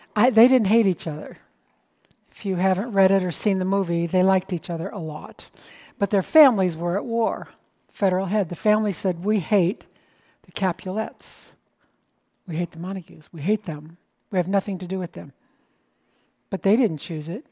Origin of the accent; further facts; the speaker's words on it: United States; I'm an American